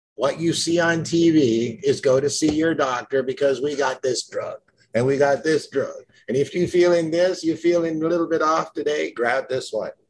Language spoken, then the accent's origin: English; Jamaica; I was born in Jamaica